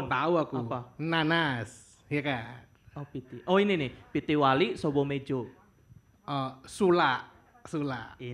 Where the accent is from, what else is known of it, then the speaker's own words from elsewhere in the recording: Yogyakarta, Special Region of Yogyakarta, Indonesia; saya sebagai orang Jogja yang banyak banget perajin batik tuh senang banget aku ini pakai batik walaupun bukan motif Jogja mungkin ya